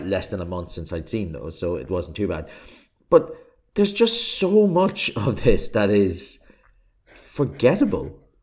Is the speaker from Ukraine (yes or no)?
no; Ireland; accent: Irish; I'm Irish, as you can probably tell from my accent